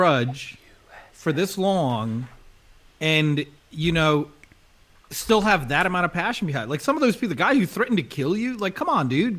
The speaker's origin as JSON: {"language": "English", "country": "South Africa", "said": "As a South African"}